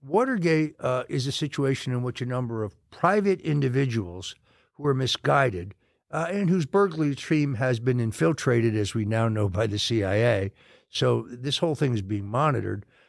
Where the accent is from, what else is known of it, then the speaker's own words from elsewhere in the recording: Connecticut, United States; I grew up in a very rural area outside of New York City, uh, in, uh, in Connecticut